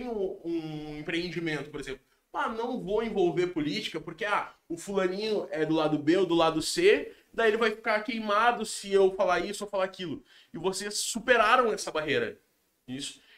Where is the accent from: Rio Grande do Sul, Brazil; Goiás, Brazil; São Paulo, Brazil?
Rio Grande do Sul, Brazil; eu sou brasileiro, tá ligado? Eu sou gaúcho.